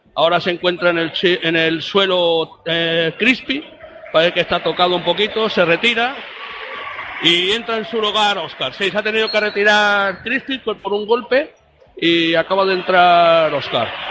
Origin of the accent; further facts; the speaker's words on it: Puente Genil, Andalusia, Spain; de mi pueblo, de Puente Genil